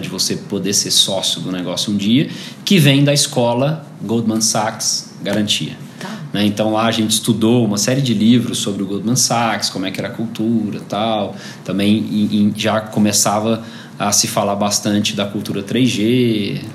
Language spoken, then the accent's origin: Portuguese; Goiânia, Goiás, Brazil; Eu nasci em Goiânia em 83